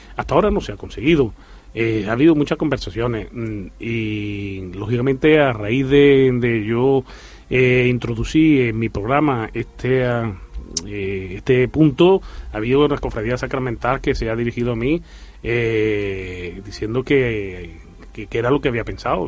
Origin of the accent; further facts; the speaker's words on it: Arjona, Andalusia, Spain; moved away as an adult; now in Jaén, Spain; somos de Arjona. y lógicamente yo vine aquí a vivir en Jaén y yo en Arjona estaba en el mundo de las cofradías